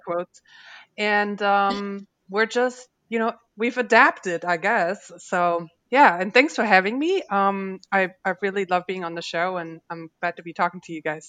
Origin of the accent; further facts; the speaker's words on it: Germany; now in Louisiana, United States; I wasn't born here, and that's right. Um, I was born in Germany